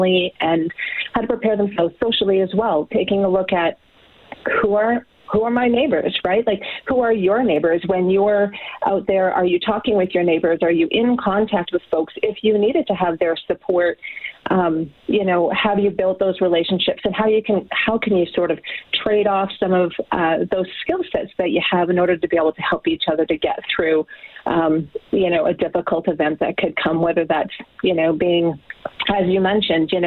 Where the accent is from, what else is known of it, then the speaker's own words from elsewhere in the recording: Grande Prairie, Alberta, Canada; I'm from Grand Prairie